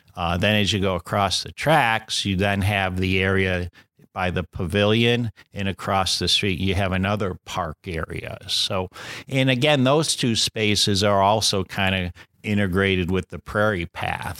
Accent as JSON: {"language": "English", "town": "Riverside", "region": "Illinois", "country": "United States", "tie": "born or raised there", "moved": "yes", "lives_now": "Wheaton, United States", "said": "I grew up in Riverside"}